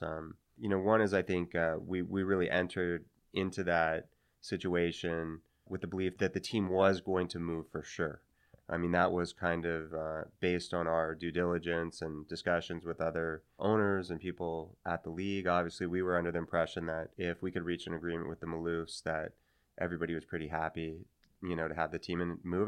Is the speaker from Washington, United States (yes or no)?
yes; Seattle, Washington, United States; moved away as an adult; I grew up here in Seattle. Um, my parents moved here when I was, uh, I guess, about six, and so I spent most of my impressionable years here